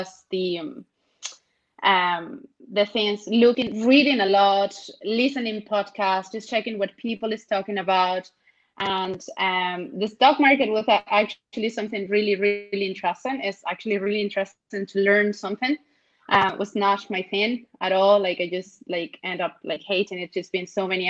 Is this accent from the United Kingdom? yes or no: no; Venezuela; moved away as an adult; now in Ireland; I'm actually from Venezuela. I was born in Venezuela and I have been living in Ireland for the last decade